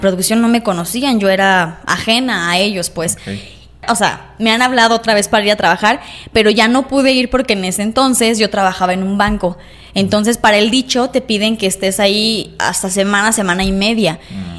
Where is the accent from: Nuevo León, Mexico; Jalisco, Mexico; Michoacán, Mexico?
Jalisco, Mexico; Lagos de Moreno; A los siete años empecé aquí en Lagos